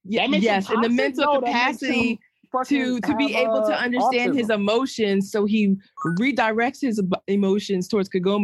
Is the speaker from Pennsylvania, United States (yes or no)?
yes; Philadelphia, Pennsylvania, United States; I'm from Philadelphia, PA.